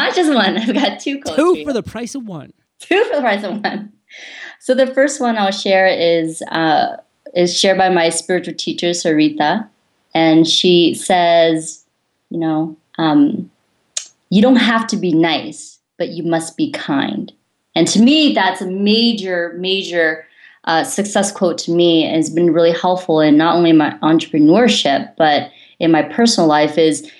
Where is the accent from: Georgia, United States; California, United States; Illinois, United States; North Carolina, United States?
California, United States; So as John mentioned, I'm originally from Silicon Valley.